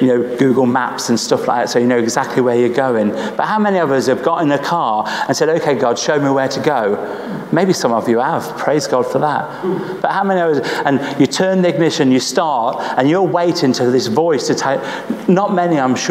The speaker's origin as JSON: {"language": "English", "town": "Nuneaton", "region": "West Midlands", "country": "United Kingdom", "said": "I'm not from Birmingham, okay? I'm from Nuneaton"}